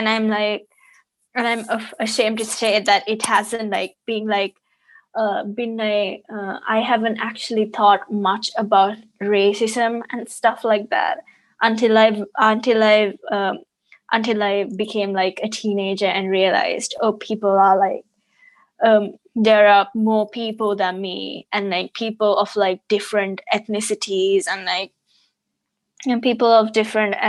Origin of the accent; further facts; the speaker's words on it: Sri Lanka; I'm from Sri Lanka.